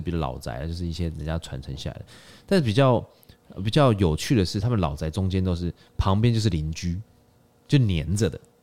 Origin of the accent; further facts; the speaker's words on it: Taiwan; 我们台湾人在纽约开一间酒吧叫 Double Chicken Please